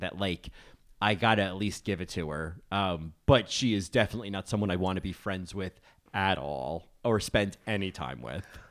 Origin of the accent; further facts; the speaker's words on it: New Jersey, United States; I grew up in New Jersey. She feels like so many women I knew growing up in New Jersey